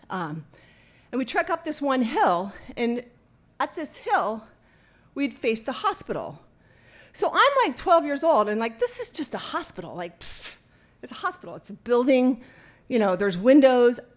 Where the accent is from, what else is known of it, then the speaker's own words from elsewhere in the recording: Oakland, California, United States; We grew up in Oakland, Oakland Naval Base.